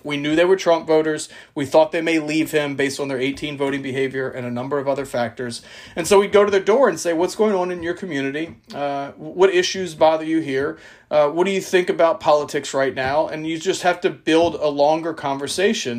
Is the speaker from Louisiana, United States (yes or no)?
yes; South Louisiana, United States; I'm from South Louisiana